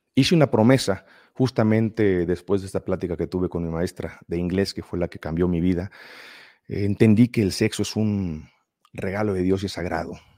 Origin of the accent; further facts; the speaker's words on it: Mexico; De México